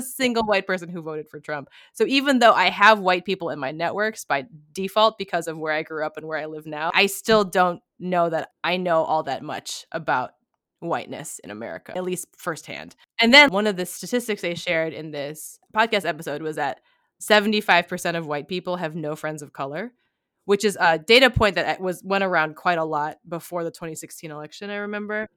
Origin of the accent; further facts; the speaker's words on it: Kalamazoo, Michigan, United States; Kalamazoo," which is the city in Michigan I was born in.